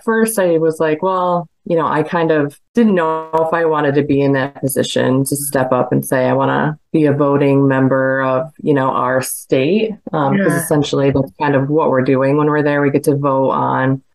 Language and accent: English; New York, United States; I'm from New York